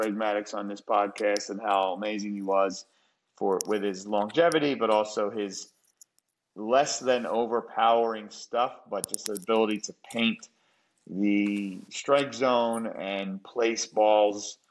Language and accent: English; United States; as an American